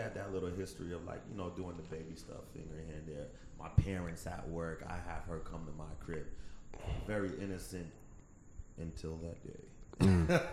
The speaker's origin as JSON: {"language": "English", "town": "Fort Lauderdale", "region": "Florida", "country": "United States", "tie": "born or raised there", "said": "I grew up in Broward County, Fort Lauderdale"}